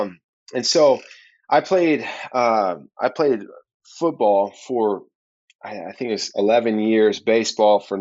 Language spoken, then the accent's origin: English; Oklahoma, United States; I'm from Oklahoma